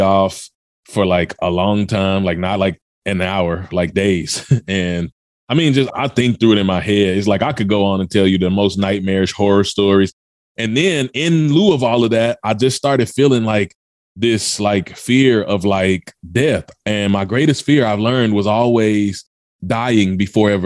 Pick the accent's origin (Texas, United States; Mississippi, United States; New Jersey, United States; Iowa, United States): Mississippi, United States; also born or lived in Memphis, Tennessee; I was born in Memphis, Tennessee, product of the South, raised in Mississippi